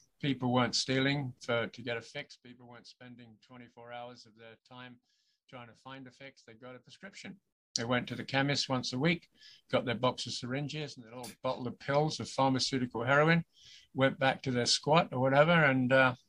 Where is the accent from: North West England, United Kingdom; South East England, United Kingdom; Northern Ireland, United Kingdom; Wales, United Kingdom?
South East England, United Kingdom; Crawley; moved away as an adult; also born or lived in Brighton; now in Canada; I come from Crawley originally